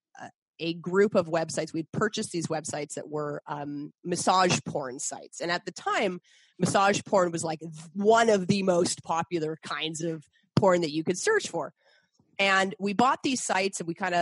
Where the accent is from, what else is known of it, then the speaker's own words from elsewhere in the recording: Canada; also born or lived in Boston, United States / Montreal, Canada; I'm originally from Boston, but I grew up in Canada.